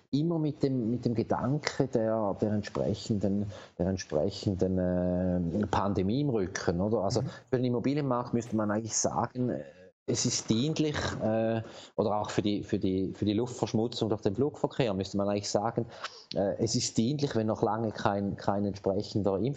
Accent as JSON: {"language": "German", "country": "Switzerland", "said": "Und, und wir als Schweizer haben ja immer noch einen großen Vorteil äh, mit einer eigenen Währung."}